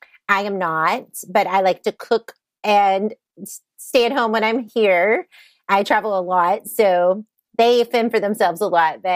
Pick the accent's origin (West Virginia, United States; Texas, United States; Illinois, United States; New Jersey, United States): Texas, United States; Southeast; moved away as an adult; now in Kansas, United States; I grew up in Southeast Texas